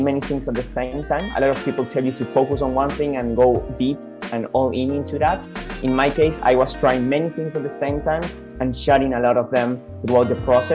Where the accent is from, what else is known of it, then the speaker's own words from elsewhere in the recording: Argentina; moved away as an adult; now in Australia; mostly back in Argentina, my home country, but also here in Australia, since I've been living here for the last 4 years